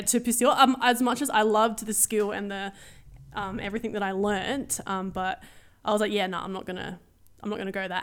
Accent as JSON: {"language": "English", "town": "Adelaide", "region": "South Australia", "country": "Australia", "tie": "born or raised there"}